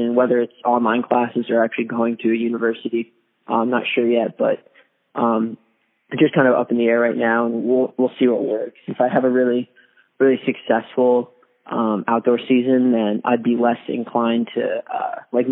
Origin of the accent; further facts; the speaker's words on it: Virginia, United States; I'm from Virginia